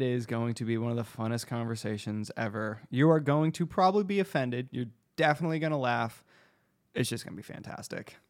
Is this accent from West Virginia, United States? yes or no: no; Arizona, United States; we're from Arizona